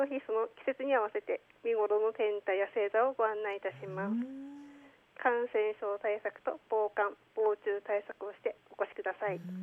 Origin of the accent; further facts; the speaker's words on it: Hirosaki, Aomori, Japan; 出身は弘前市です